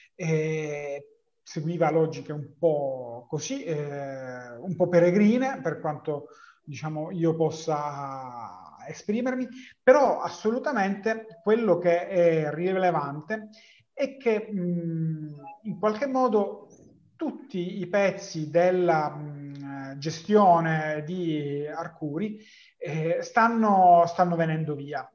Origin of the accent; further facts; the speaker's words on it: Palermo, Sicily, Italy; per me che sono palermitano